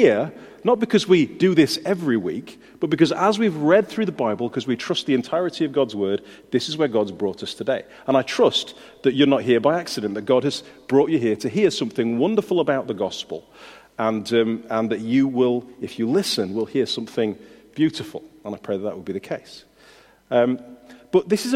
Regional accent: United Kingdom; we're British.

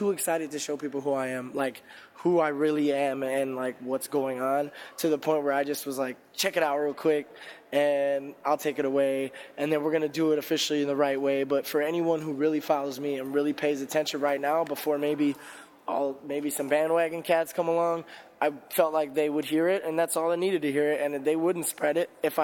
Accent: Indiana, United States; also born or lived in Chicago, Illinois; I'm from Indiana

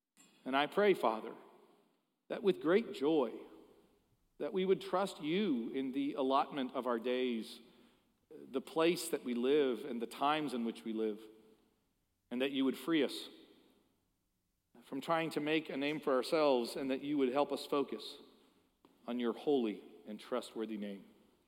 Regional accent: Philadelphia, Pennsylvania, United States; I am from Philadelphia. But my Savior is not. He is from Bethlehem.

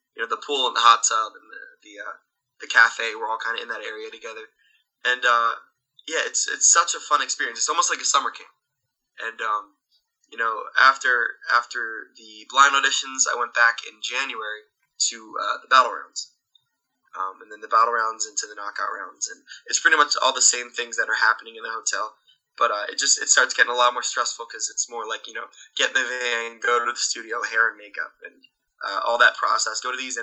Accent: Williamstown, New Jersey, United States; I'm from Williamstown, New Jersey

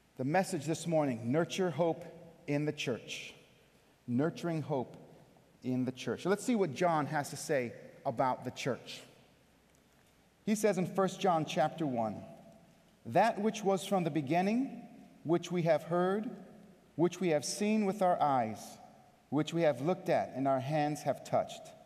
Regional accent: California, United States; moved away as an adult; also born or lived in Brooklyn, New York; now in Buffalo, United States; I'm from California. I've lived in Buffalo for one year. I've lived in Brooklyn for three years previously

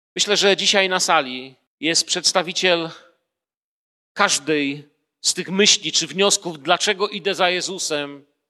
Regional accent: Poland; urodziłem się w Polsce

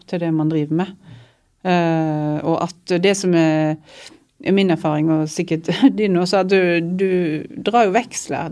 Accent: Odda, Vestland, Norway; jeg har allerede skrevet en tekst om huset der som jeg vokste opp inne i Odda

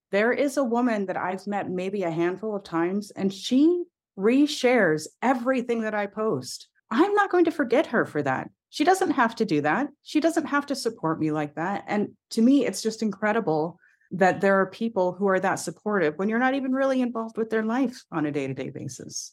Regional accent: United States; I'm biracial, I should say, for your audio listeners, and I'm American.

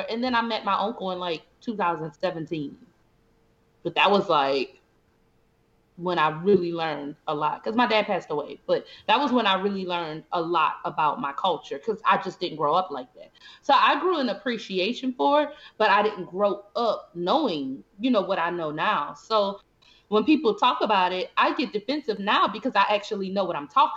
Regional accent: New Orleans, Louisiana, United States; I'm also a New Orleans girl

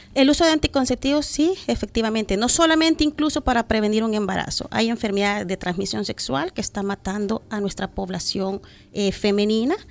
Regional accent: El Salvador; como eh, salvadoreños

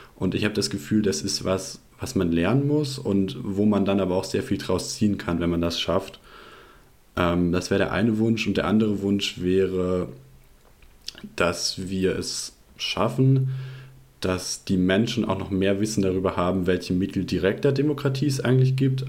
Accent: Rhineland-Palatinate, Germany; moved away as an adult; also born or lived in Baden-Württemberg; ich bin aufgewachsen in Rheinland-Pfalz und bin da auch zur Schule gegangen.

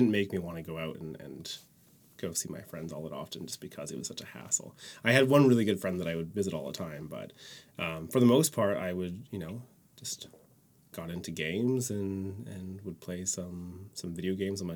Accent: Courtenay, British Columbia, Canada; also born or lived in Comox; now in Victoria, Canada; I was originally born in Comox. Raised in Courtney.

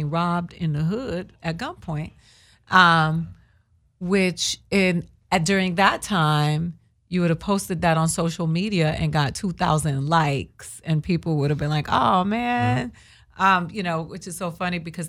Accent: Boston, Massachusetts, United States; I was born in Boston.

